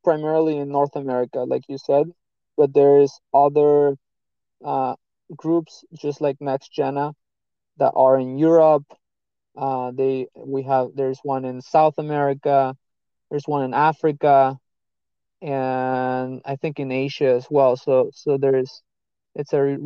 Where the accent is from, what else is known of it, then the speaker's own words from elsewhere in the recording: Mexico City, Mexico; moved away as an adult; also born or lived in Florida, United States; now in United States; I was born in Mexico City. I'm 26, and I moved to the States, to the US, about 8 years ago